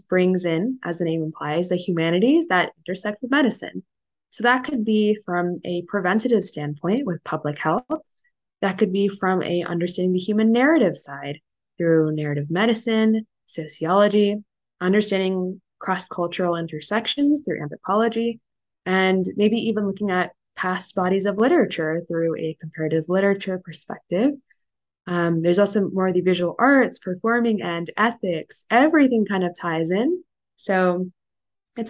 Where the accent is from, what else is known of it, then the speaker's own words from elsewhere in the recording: Northern California, United States; moved away as an adult; now in New York, United States; I was born and raised in Northern California and moved to the opposite coast, of course, for college at Columbia